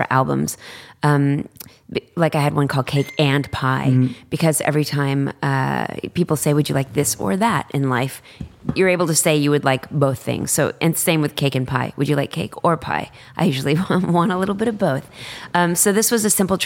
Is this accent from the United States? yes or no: yes; Dallas, Texas, United States; I'm from Dallas and I was like president of student council